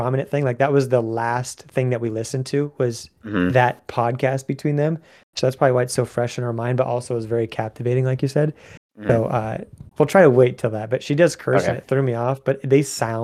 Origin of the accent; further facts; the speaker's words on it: Ottumwa, Iowa, United States; moved away; my hometown of Ottumwa